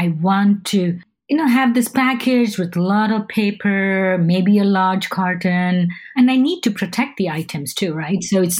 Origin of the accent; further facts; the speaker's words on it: India; Growing up in India, we used to get most of our shopping from the neighborhood grocery store.